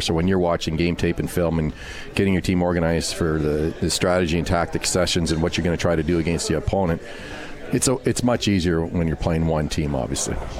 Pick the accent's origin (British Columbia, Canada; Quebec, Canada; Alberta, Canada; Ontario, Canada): Quebec, Canada; Montreal; I grew up in Montreal, so huge Rusty Staub Montreal Expos